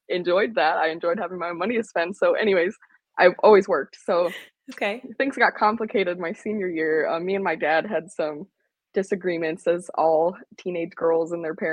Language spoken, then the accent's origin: English; Northern Illinois, United States; moved away as an adult; also born or lived in Laramie, Wyoming; I'm originally from Northern Illinois, but I left home at 19, and I haven't really been back since.